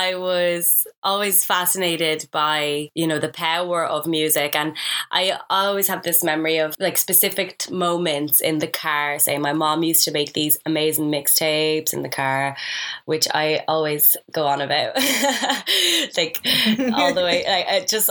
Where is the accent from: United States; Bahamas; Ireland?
Ireland; also born or lived in Libya; growing up in Ireland